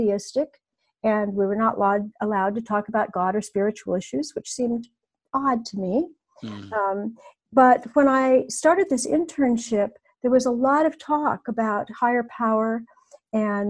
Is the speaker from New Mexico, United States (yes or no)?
no; Newport Beach, California, United States; also born or lived in Novato, California / Los Angeles; in Southern California, I'm in my hometown of Newport Beach in Orange County